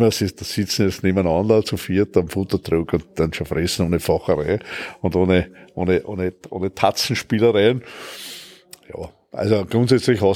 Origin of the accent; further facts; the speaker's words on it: Hartberg, Styria, Austria; born there; Ich bin in Hartberg in der Steiermark geboren, weil meine Eltern stammen aus der Oststeiermark und sind in den Mitte der 60er Jahre nach Wien übersiedelt